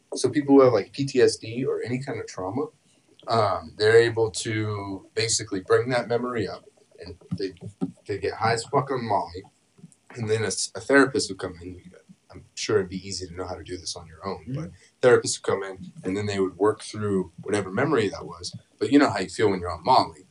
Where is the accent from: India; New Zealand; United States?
United States; California; moved away; also born or lived in Idaho; I'm from California originally